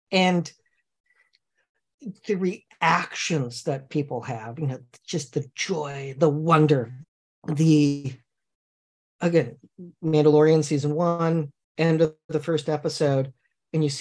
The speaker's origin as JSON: {"language": "English", "town": "Redwood City", "region": "California", "country": "United States", "tie": "born or raised there", "said": "And I, I grew up on the Griffin in Redwood City."}